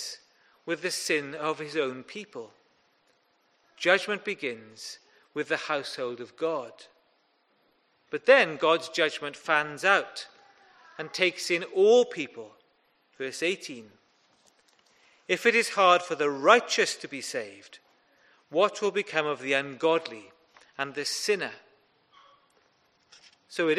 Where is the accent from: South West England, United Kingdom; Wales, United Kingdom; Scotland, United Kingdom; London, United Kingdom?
Wales, United Kingdom; Welsh; I'm also Welsh.